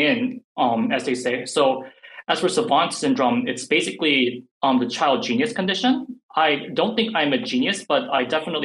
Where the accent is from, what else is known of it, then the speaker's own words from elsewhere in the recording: South Korea; first language English; even though I grew up in Korea, my first language was actually English.